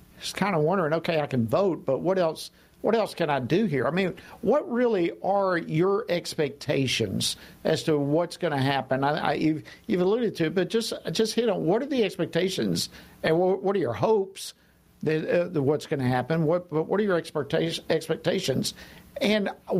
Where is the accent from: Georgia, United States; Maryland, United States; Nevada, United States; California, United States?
Georgia, United States; I'm from Georgia